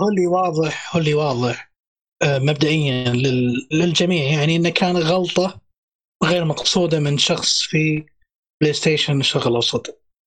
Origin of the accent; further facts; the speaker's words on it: Saudi Arabia; عندنا في السعودية